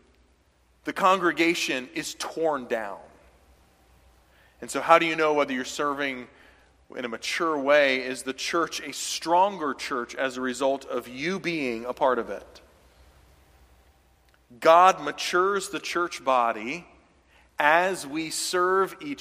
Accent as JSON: {"language": "English", "region": "the South", "country": "United States", "moved": "yes", "said": "when I was from the South"}